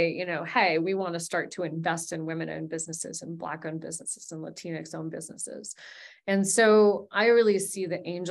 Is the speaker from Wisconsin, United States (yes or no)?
no; Wyoming, United States; My parents, they designed a sandbox for us in our backyard in Wyoming